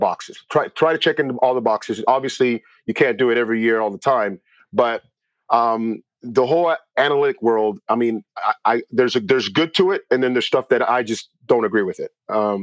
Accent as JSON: {"language": "English", "town": "Miami", "region": "Florida", "country": "United States", "tie": "born or raised there", "moved": "yes", "lives_now": "Los Angeles, United States", "said": "I grew up in Miami, Florida"}